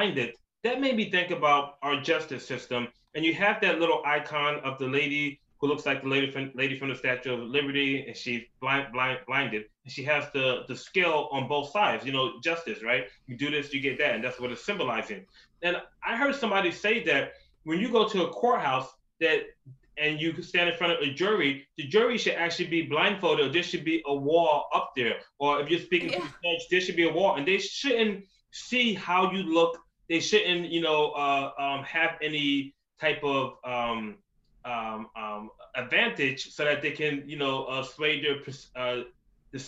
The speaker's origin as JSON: {"language": "English", "town": "New York City", "region": "New York", "country": "United States", "also_born_or_lived": "Philadelphia, Pennsylvania / Atlanta, Georgia", "moved": "yes", "said": "I'm from Queens, New York, been to school in Philly, lived in Atlanta, Georgia, been all around."}